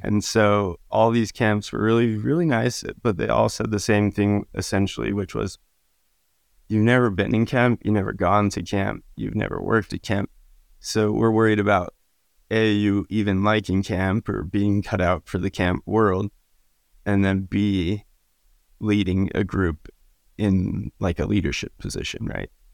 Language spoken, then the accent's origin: English; Utah, United States; I grew up in Utah